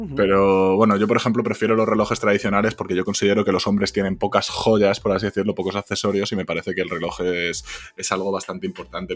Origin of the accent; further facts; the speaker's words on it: Spain; en España somos imbéciles